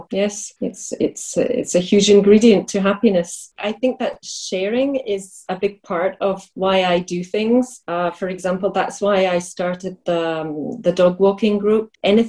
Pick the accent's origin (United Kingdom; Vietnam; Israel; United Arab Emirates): United Kingdom; Glasgow, Scotland; moved away as an adult; also born or lived in France; now in Prague, Czech Republic; I'm from Glasgow.